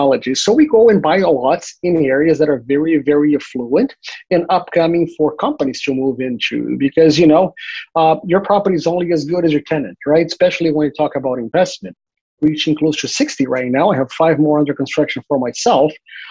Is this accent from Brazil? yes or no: yes; Brazil; now in Florida, United States; I'm from Brazil originally, and in 1991, my father was a bank executive during a bank robbery. My family moved to the U.S. in 1993